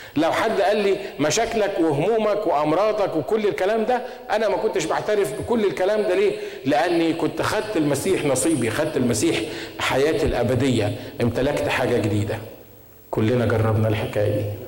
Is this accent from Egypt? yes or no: yes; Egypt; عندنا في مصر